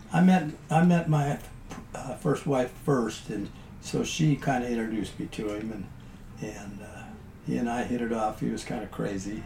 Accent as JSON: {"language": "English", "region": "South Dakota", "country": "United States", "moved": "yes", "said": "I was a guy from South Dakota"}